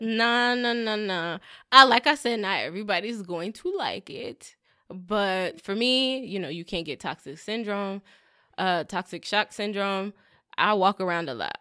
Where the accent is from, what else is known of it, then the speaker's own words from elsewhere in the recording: Southern California, United States; we're from SoCal? We're from California